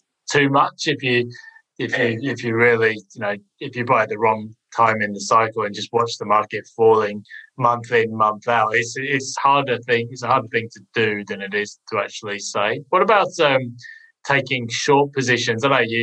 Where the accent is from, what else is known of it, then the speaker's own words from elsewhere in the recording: United Kingdom; being a Brit, I've lived through some quite spectacular booms and busts